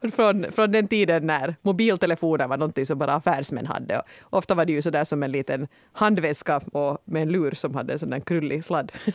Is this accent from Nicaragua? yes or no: no; Finland; som finne